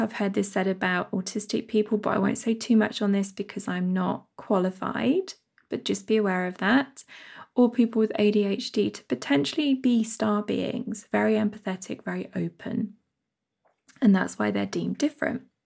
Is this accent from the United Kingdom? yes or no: yes; United Kingdom; my home country, U, the United Kingdom